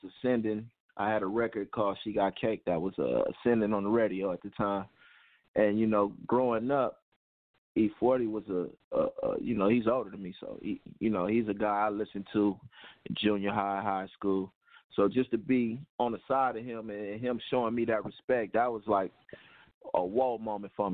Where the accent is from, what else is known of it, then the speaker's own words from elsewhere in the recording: Oakland, California, United States; also born or lived in Fresno, California; where I grew up at in East Oakland, I was born in Fresno, but that was by way of my mom just traveling